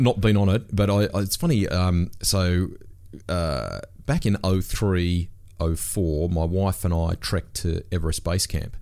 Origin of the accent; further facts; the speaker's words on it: Sydney, New South Wales, Australia; I grew up in Sydney's Northwest